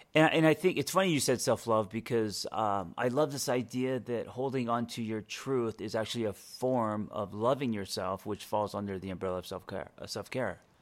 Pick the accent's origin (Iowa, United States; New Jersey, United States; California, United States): California, United States; Los Angeles; I used to be the guy growing up in Los Angeles